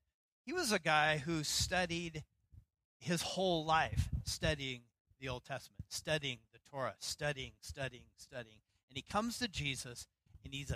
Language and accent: English; Idaho, United States; now in Seattle, United States; when I was growing up in Idaho